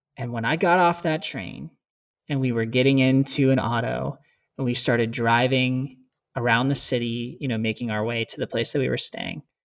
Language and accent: English; United States; moved away as an adult; growing up in America